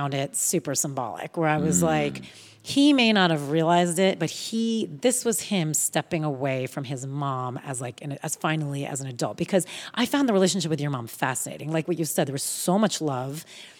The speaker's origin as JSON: {"language": "English", "region": "Texas", "country": "United States", "tie": "born there", "said": "But I thought it must be because I was born in Texas."}